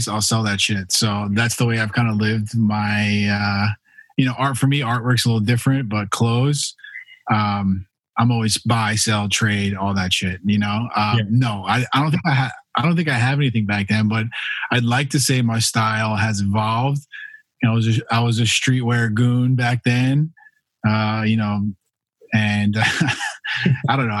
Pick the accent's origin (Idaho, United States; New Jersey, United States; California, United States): New Jersey, United States; moved away; also born or lived in New York; I am originally from New Jersey